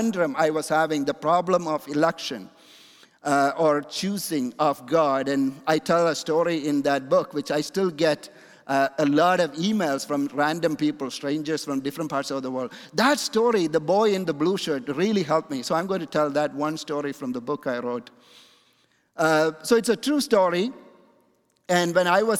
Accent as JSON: {"language": "English", "town": "Kochi", "region": "Kerala", "country": "India", "tie": "born or raised there", "said": "the place where I'm coming from in my hometown in India is called Kochi"}